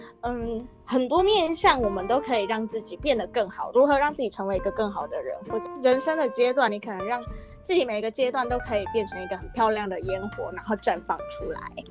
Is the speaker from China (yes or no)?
no; Kaohsiung, Taiwan; 他们也是高雄人，我也是高雄人，